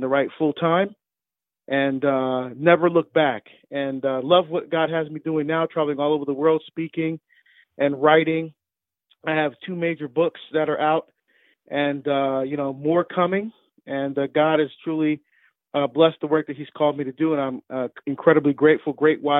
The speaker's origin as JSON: {"language": "English", "town": "Hillside", "region": "New Jersey", "country": "United States", "tie": "born or raised there", "also_born_or_lived": "Barbados", "said": "Grew up in Hillside, New Jersey, just outside of Newark"}